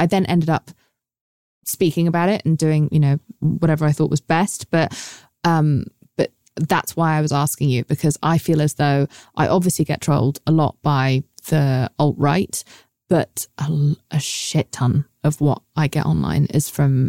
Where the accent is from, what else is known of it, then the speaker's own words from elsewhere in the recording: Pakistan; because I'm Pakistani.